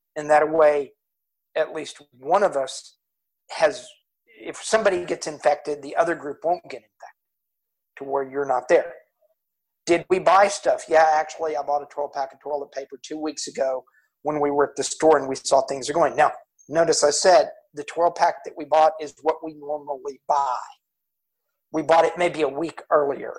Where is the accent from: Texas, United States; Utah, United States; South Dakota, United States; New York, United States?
Texas, United States; Houston; we're from Houston, and for some unknown reason, I'm a Houston Texans fan